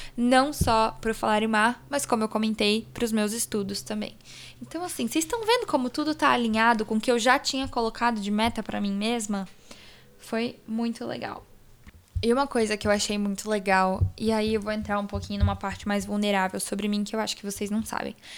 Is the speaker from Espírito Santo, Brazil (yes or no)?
yes; Vitória, Espírito Santo, Brazil; now in São Paulo, Brazil; Eu consegui ir pra Vitória, que é onde eu nasci, onde toda a minha família mora.